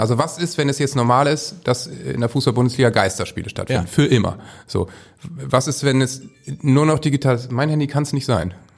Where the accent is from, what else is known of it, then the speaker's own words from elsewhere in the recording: Northern Germany, Germany; als Norddeutscher kann ich eben sagen